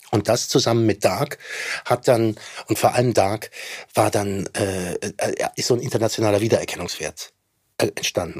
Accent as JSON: {"language": "German", "country": "Germany", "said": "wir auch weiter tragen müssen als Deutsche"}